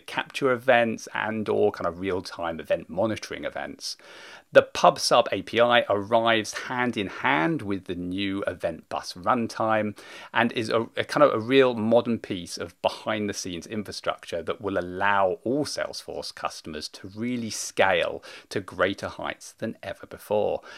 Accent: United Kingdom; being British

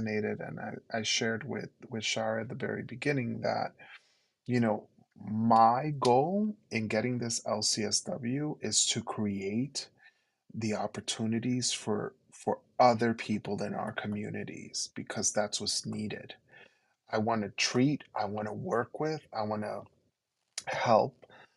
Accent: New York City, New York, United States; first language Spanish; English is a second language; as a New Yorker, both from Queens and from Brooklyn, and working in Harlem

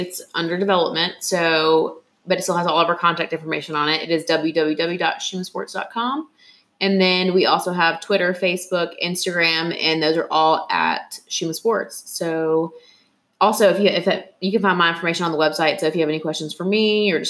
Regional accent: Georgia, United States; now in Atlanta, United States; I'm from Gwinnett County. My office is in Gwinnett County. I live in Atlanta, but Gwinnett County is like my home and my child.

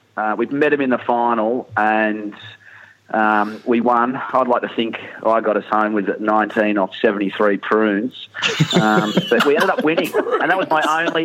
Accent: Hawkesbury, New South Wales, Australia; born or raised there; also born or lived in Melbourne, Australia / Manly, Australia

